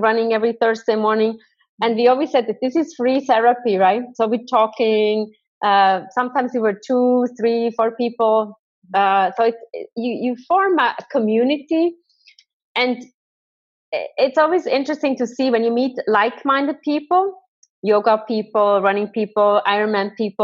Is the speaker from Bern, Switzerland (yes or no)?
yes; Thun, Bern, Switzerland; I'm from Thun on the beautiful lake